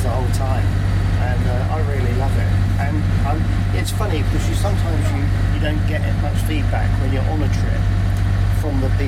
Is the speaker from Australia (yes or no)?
no; Essex, East of England, United Kingdom; moved away as an adult; now in Suffolk, United Kingdom; Originally we're from Essex